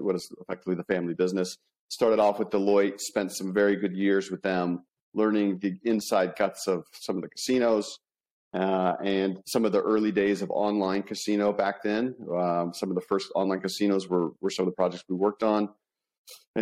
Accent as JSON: {"language": "English", "town": "Las Vegas", "region": "Nevada", "country": "United States", "tie": "born or raised there", "said": "I'm in Las Vegas, right? So born and bred, I travel the world, but I'm always finding Las Vegas to be home"}